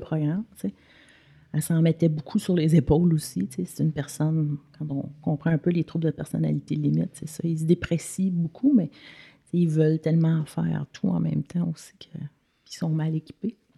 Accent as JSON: {"language": "French", "region": "Quebec", "country": "Canada", "also_born_or_lived": "United States", "moved": "as an adult", "said": "on a vécu aux États-Unis. Fait qu'on est parti du Québec"}